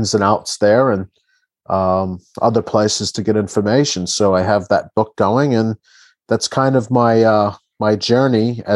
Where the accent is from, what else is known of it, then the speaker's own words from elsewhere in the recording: New Jersey, United States; I'm from Jersey